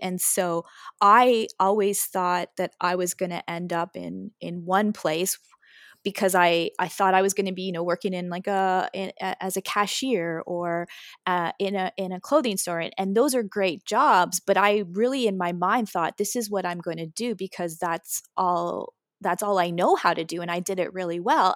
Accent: Waterloo Region, Ontario, Canada; I was born in the Waterloo region area.

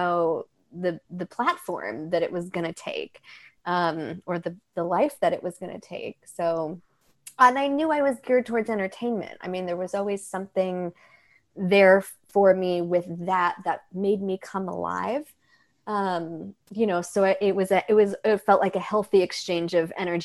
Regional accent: New York, United States; I grew up in New York

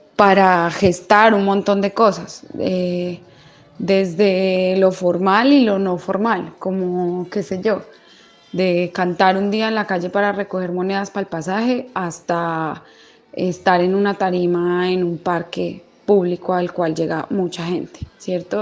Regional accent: Manizales, Caldas, Colombia; soy de Manizales

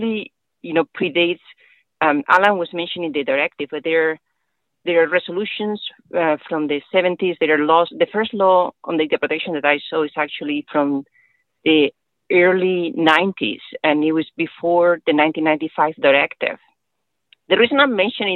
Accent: Spain; now in United States; I am attorney in Spain. I'm originally from Spain.

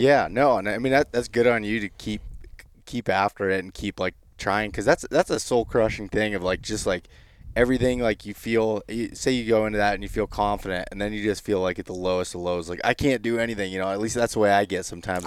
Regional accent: Pennsylvania, United States; in my home state of Pennsylvania

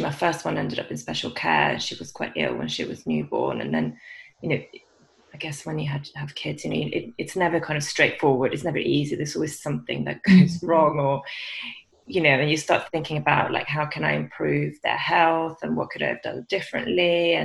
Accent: Sweden; moved away as an adult; also born or lived in London, United Kingdom; now in England, United Kingdom; So I'm from Sweden originally. I've lived in England now for about 20 years.

